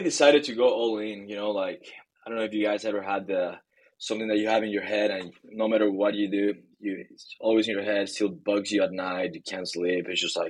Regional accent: Bolivia; moved away as an adult; also born or lived in Hong Kong / Shanghai, China / Florida, United States; I was born and raised in Bolivia and lived in Hong Kong, China, and Shanghai for about a year and a half. And I came to college to the US, to Florida, University of Florida.

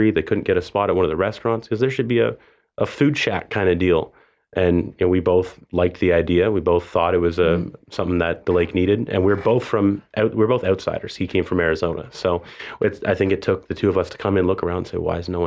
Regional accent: Toronto, Ontario, Canada; moved away; So I mean, I moved here from a different country. I moved here from Toronto, Canada

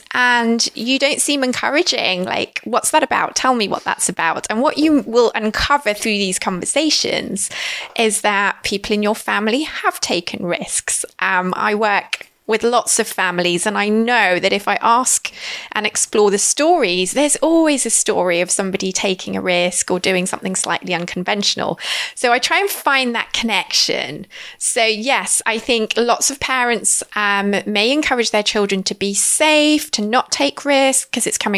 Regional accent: United Kingdom; now in London, United Kingdom; being British

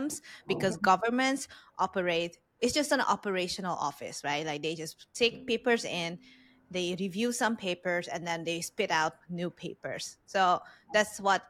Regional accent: Hungary; English is a second language; moved away; I'm Hungarian Vietnamese, so I look Vietnamese, but I was born, raised in Hungary, and I learned English as a third or second language

